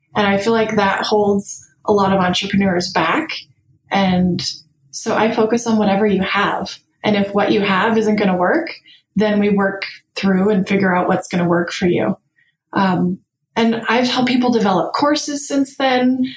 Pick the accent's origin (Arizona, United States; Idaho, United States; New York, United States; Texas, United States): Arizona, United States; Tempe; moved away; I grew up in Tempe, Arizona, where there was no snow